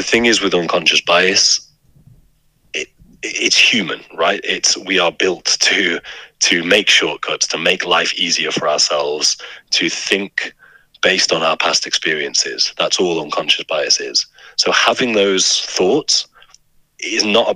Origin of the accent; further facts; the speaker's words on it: United Kingdom; I'm a white British man